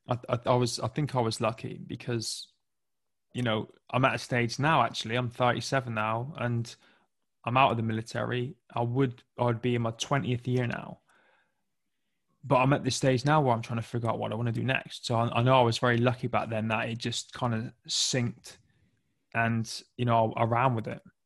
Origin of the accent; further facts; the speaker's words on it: Plymouth, South West England, United Kingdom; I grew up in the southwest of England, uh, in a county called Devon, in a little city called Plymouth